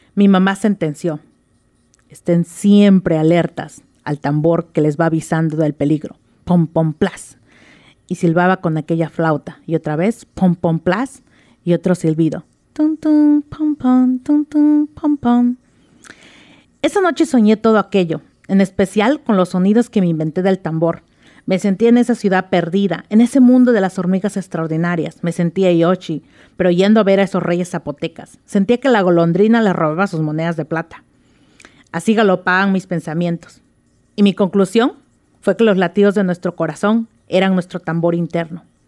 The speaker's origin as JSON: {"language": "Spanish", "region": "Oaxaca", "country": "Mexico", "tie": "born or raised there", "moved": "as an adult", "lives_now": "Seattle, United States", "said": "Yo nací en Oaxaca, eh, tuve el privilegio de haber nacido en Oaxaca, así que soy oaxaqueña, orgullosa oaxaqueña."}